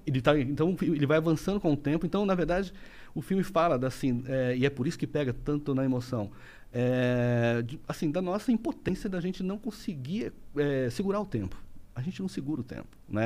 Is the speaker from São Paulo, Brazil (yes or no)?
yes; interior of São Paulo state, Brazil; now in Rio de Janeiro, Brazil; eu sou paulista do interior, mas eu moro no Rio já há 25 anos